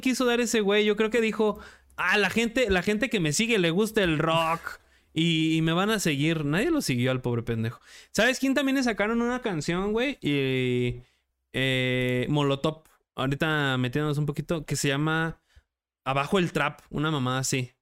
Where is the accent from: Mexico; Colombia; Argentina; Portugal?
Mexico; yo como director mexicano